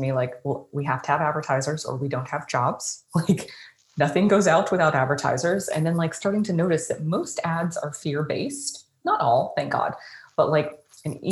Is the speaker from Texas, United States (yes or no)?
yes; Dallas, Texas, United States; I grew up I was born in Dallas.